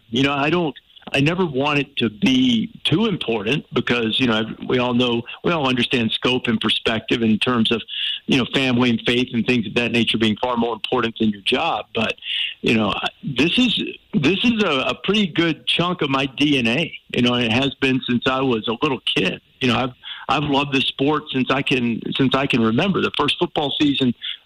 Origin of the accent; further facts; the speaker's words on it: Alabama, United States; I grew up in Alabama, and that's part of the fabric of the culture there